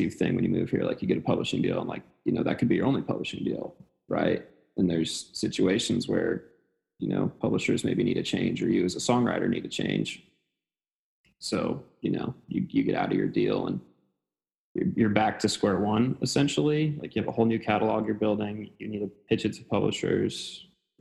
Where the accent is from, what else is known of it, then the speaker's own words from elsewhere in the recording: Gillette, Wyoming, United States; moved away as an adult; also born or lived in Murfreesboro, Tennessee; now in Nashville, United States; So I'm from Gillette, Wyoming, as I said.